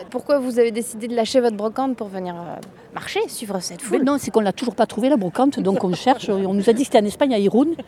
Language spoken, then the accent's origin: French; Nouvelle-Aquitaine, France; De Dordogne.